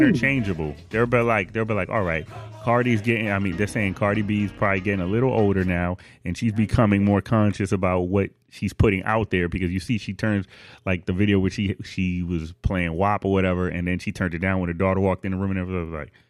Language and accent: English; Buffalo, New York, United States; I'm from Buffalo